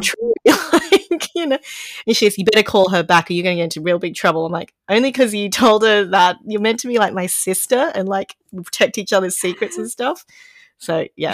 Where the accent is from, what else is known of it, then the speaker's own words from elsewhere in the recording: Brisbane, Queensland, Australia; now in Sydney, Australia; I was born there and it was nice and hot and humid most of the time